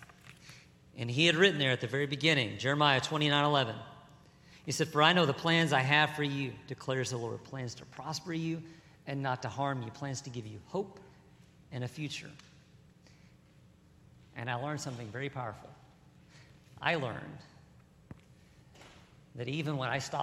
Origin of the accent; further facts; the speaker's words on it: Burleson, Texas, United States; I grew up here in Burleson, and I was a country boy